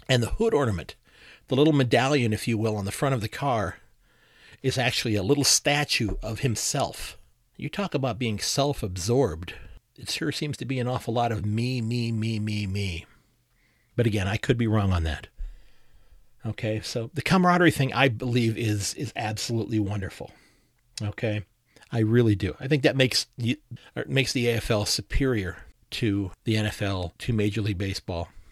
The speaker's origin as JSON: {"language": "English", "country": "United States", "said": "as an American who's learning about the game"}